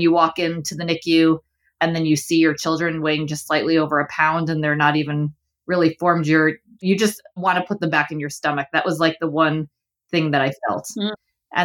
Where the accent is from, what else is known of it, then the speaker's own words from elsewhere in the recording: New York City, New York, United States; also born or lived in Boston / Ohio; I grew up in Flushing, Queens, and now live in Manhattan. I've been in New York my whole life